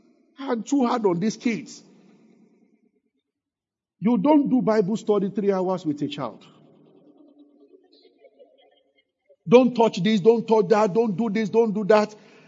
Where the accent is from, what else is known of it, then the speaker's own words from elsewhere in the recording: Abeokuta, Ogun State, Nigeria; Because growing up in Abeokuta, my parents never.